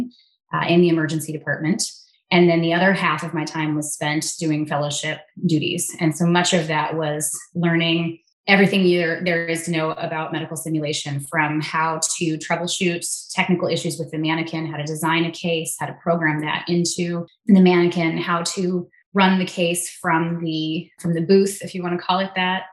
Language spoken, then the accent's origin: English; Southern California, United States; moved away as an adult; now in Minnesota, United States; I am from Southern California originally, born and raised